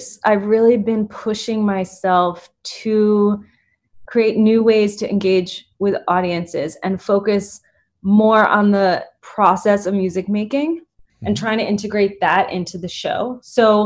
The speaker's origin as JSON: {"language": "English", "town": "New York City", "region": "New York", "country": "United States", "tie": "born or raised there", "also_born_or_lived": "London", "said": "I grew up in Brooklyn, New York"}